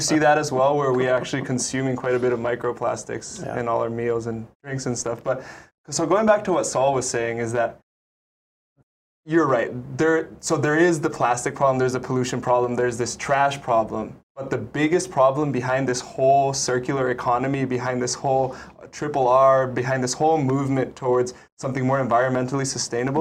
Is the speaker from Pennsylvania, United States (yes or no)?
no; Maui, Hawaii, United States; now in Oahu, United States; I'm originally from Maui